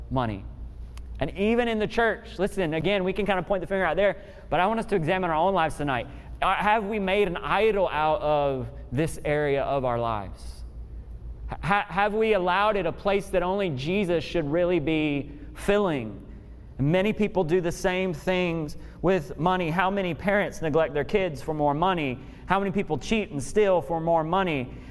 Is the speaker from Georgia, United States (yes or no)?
no; Memphis, Tennessee, United States; I grew up in Memphis, Tennessee